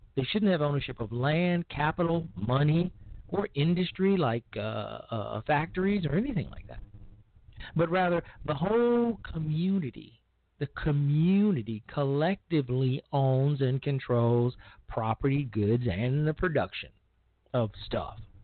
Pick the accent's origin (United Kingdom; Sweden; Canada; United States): United States; Chicago, Illinois; my hometown of Chicago, because frankly, where's mine and what's in it for me is our motto in in Chicago